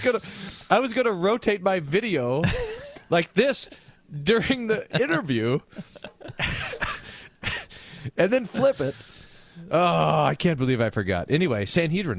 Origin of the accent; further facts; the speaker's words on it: Texas, United States; I'm Texan